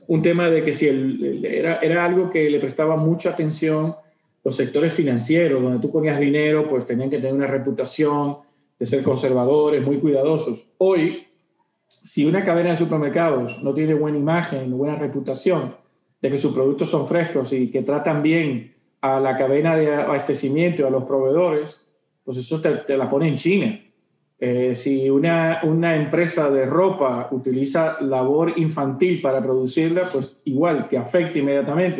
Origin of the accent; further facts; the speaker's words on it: Dominican Republic; mis cosas que me representan como dominicano